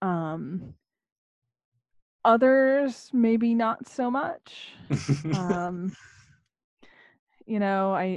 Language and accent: English; Maine, United States; now in southeast New England, United States; I was born in Maine originally